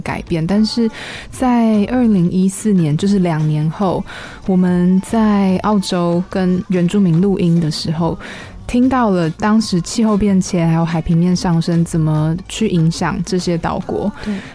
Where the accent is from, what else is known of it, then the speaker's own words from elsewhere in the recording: Taiwan; 我是台湾人